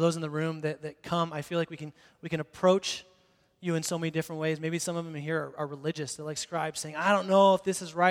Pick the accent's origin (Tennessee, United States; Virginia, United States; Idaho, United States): Idaho, United States; Boise; I grew up in Boise, downtown here, and so I went to the same school, Longfellow Elementary, then North Junior High, and then Boise High School